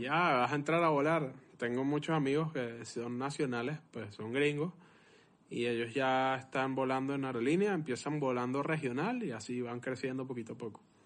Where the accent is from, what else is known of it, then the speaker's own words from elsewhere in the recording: Venezuela; yo soy venezolano